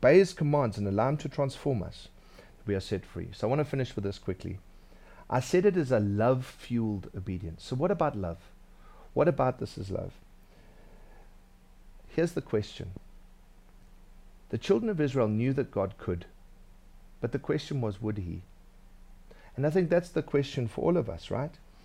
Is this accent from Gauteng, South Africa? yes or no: no; Durban, KwaZulu-Natal, South Africa; When I was growing up in Durban, I was a bit of a scaly guy.